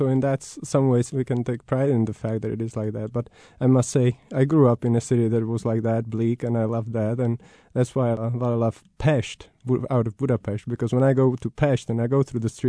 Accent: Prague, Czechia; I grew up in Prague, was a city which was falling apart

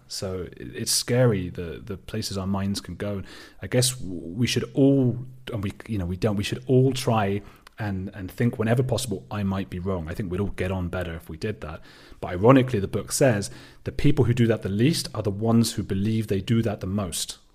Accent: Watford, East of England, United Kingdom; I am British. I'm from a little suburb, uh, of London called Watford.

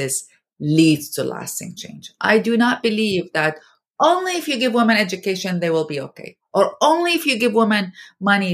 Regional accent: Iraq; moved away as an adult; now in United States; I am from Iraq

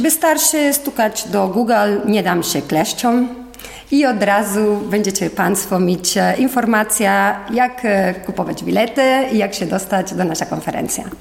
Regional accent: Spain; Polish is a second language; moved away as an adult; now in Poland; Jestem Hiszpanka, mieszkam w Polsce już 20 lat

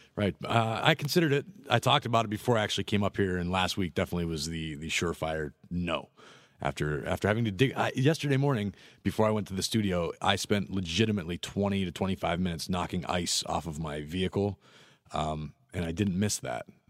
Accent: Pittsburgh, Pennsylvania, United States; moved away as an adult; now in Florida, United States; I'm from Pittsburgh. I grew up in the cold

